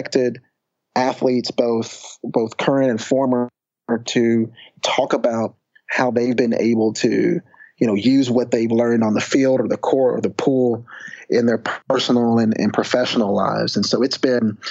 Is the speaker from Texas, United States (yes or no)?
yes; Texas, United States; I'd also started an SAT prep course back in my hometown right after graduating from UT with my sister